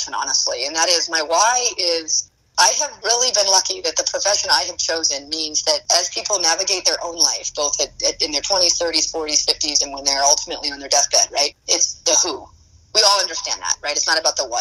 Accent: New Hampshire, United States; I'm from a small state, though. I'm from New Hampshire.

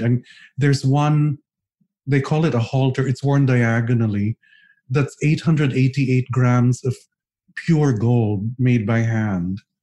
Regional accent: Philippines

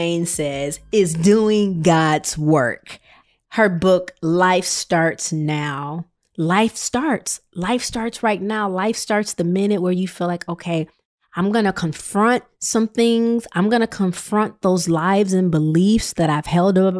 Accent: Rockford, Illinois, United States; I'm the girl from Rockford, Illinois

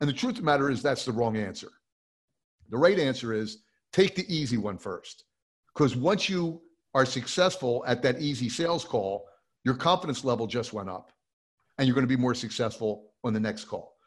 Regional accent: New Jersey, United States; I grew up in New Jersey

